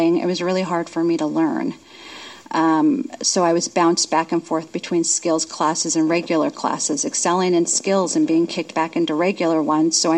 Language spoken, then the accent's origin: English; Union Gap, Washington, United States; I'm from Union Gap.